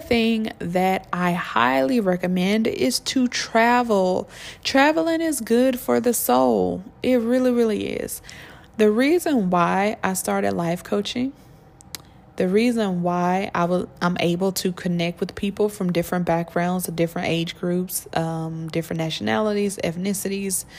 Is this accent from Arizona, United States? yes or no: no; Georgia, United States; I come from Georgia